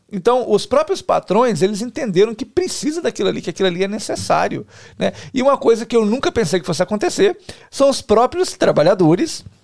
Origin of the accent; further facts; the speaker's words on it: Cachoeiro de Itapemirim, Espírito Santo, Brazil; Não, eu sou de Cachoeiro, mas sou lá.